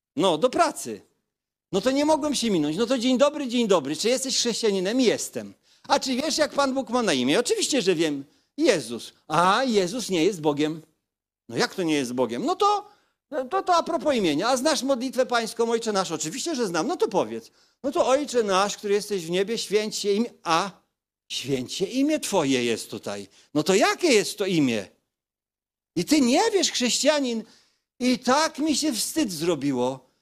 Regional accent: Kashubia, Pomeranian Voivodeship, Poland; pochodzę z rzymskokatolickiej rodziny kaszubskiej

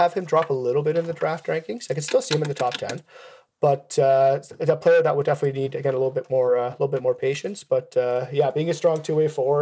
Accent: Switzerland; moved away; I'm originally from Switzerland

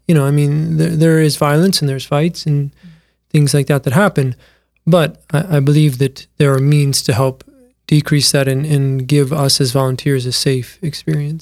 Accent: Mitchell, South Dakota, United States; born and raised in Mitchell, South Dakota

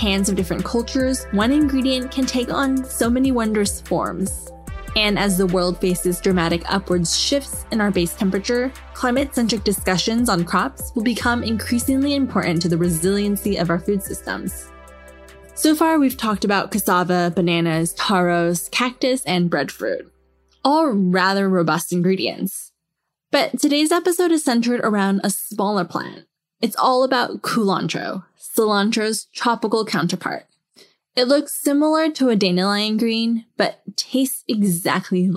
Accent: Los Angeles, California, United States; now in Taiwan; the annual herbs that I grew up with in Los Angeles

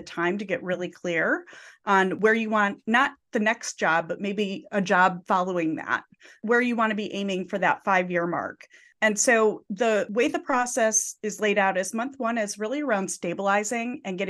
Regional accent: Midwest, United States; So Josh, we were talking before we were recording before that we're both come from the Midwest.

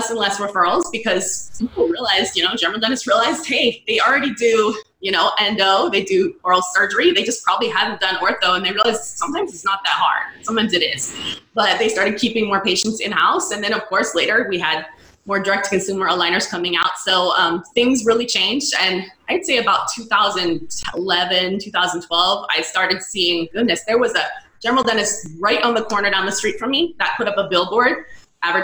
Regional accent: California, United States; also born or lived in Missouri / Connecticut / San Francisco; I'm from California originally

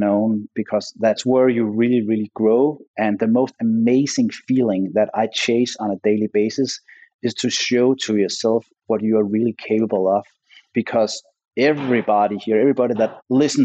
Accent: Denmark; moved away as an adult; also born or lived in Los Angeles, United States; I came back with my LA mindset to my home country

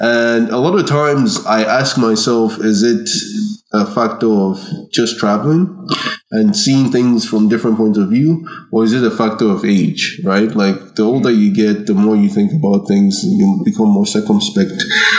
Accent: Ireland; Growing up in Ireland, there was a feeling amongst the immigrant population

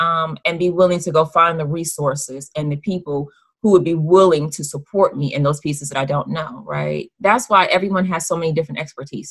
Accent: Dayton, Ohio, United States; moved away as an adult; now in Georgia, United States; I honestly had never envisioned myself leaving Dayton, Ohio, right? Yeah. I was born there, was raised there

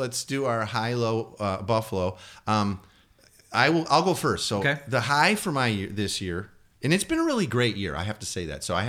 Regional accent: Chicago, Illinois, United States; moved away as an adult; now in Pacific Northwest, United States; I'm from Chicago

